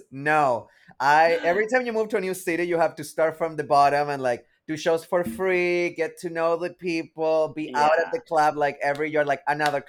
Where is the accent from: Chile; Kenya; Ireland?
Chile; also born or lived in Saskatchewan, Canada; now in Ottawa, Canada; So I was born in Saskatchewan. I grew up in Chile.